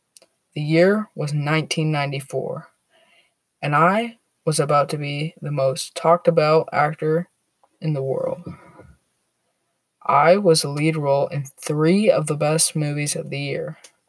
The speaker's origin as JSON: {"language": "English", "town": "Toronto", "region": "Ontario", "country": "Canada", "tie": "born there", "said": "I was born in Toronto, Canada. My family was extremely poor."}